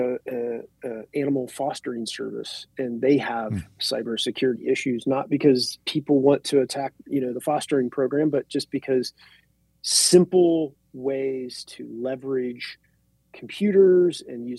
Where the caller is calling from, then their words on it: Ohio, United States; I'm dialing in from Ohio.